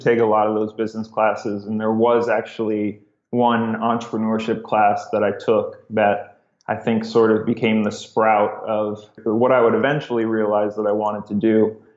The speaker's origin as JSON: {"language": "English", "town": "Cleveland", "region": "Ohio", "country": "United States", "tie": "born or raised there", "also_born_or_lived": "Rochester, New York", "moved": "as an adult", "said": "I'm originally from Cleveland, Ohio"}